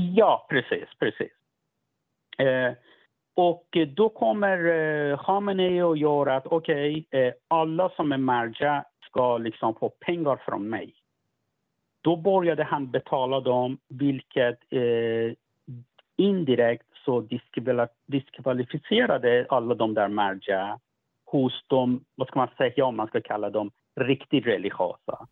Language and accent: Swedish; Sweden; jag kommer från Sverige